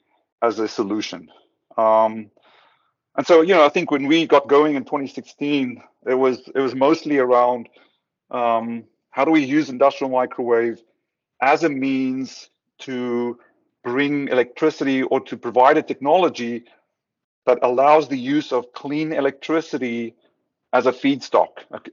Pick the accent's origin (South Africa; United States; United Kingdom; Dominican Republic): South Africa; moved away; I'm from South Africa originally.